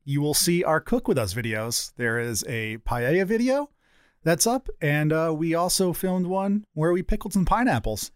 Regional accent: one town over from Hampton, Connecticut, United States; It's one town over from my hometown.

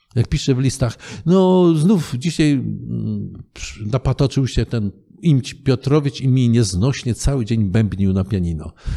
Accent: Kielce, Świętokrzyskie Voivodeship, Poland; also born or lived in Wałbrzych; się wychowaliśmy w Kielcach, przypuśćmy, prawda? Urodziłem się w Wałbrzychu.

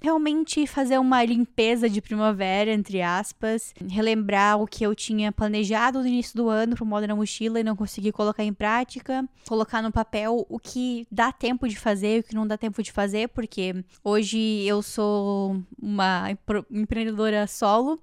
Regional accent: Joinville, Santa Catarina, Brazil; moved away; lá na minha cidade, lá em Joinville

